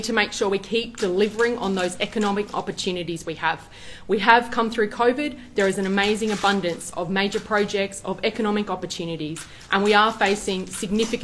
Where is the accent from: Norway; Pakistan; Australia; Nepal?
Australia; Northern Territory; I'm born and bred in the Territory, I love the Territory